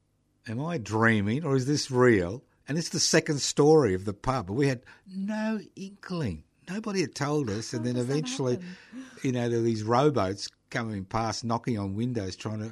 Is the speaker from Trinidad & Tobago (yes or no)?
no; Brisbane, Queensland, Australia; I was born in Brisbane.